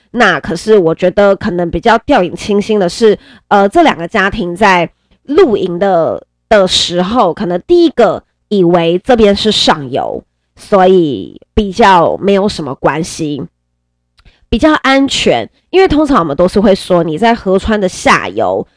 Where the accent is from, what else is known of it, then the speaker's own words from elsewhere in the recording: Nantou County, Taiwan; now in Yilan, Taiwan; 在我的家乡南投。 ，因为我本身是南投人